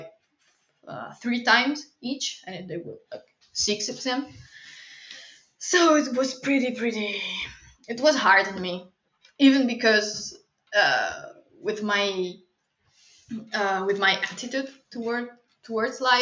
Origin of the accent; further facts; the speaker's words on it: Italy; I come from Italy